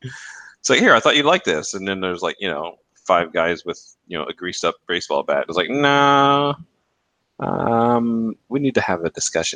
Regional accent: Germany; What? We're from Germany. I don't know how many gallons that is.

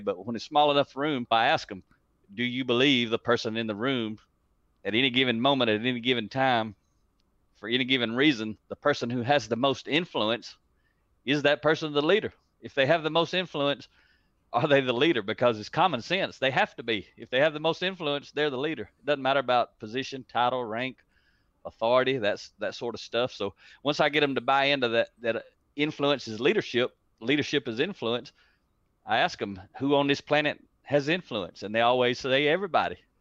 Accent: United States; accent: country; it's actually English and, and country

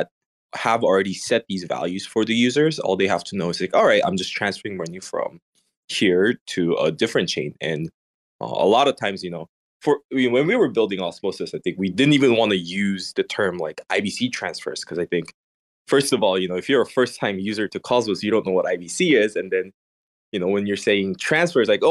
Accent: Indonesia; I grew up in Indonesia

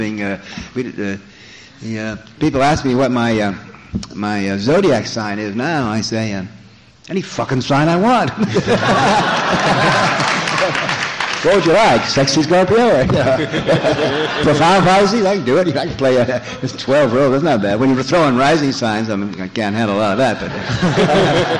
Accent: Los Angeles, California, United States; my hometown, Los Angeles

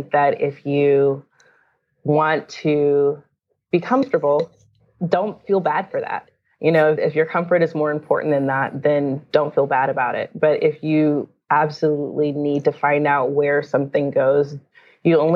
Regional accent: Durham, North Carolina, United States; I grew up in North Carolina, Durham

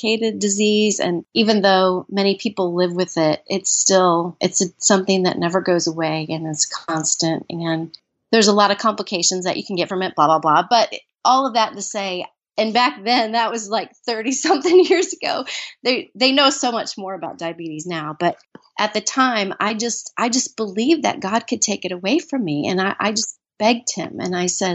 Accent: Minnesota, United States; I was born in Minnesota. And I grew up in a very loving home

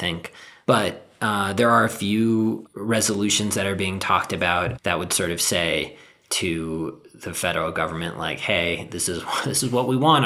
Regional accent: Southern California, United States; I grew up in Southern California

